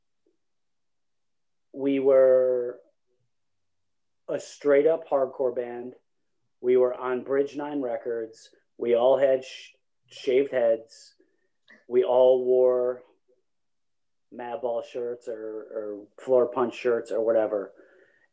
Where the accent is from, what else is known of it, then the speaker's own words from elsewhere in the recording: East Coast, United States; I was from the East Coast.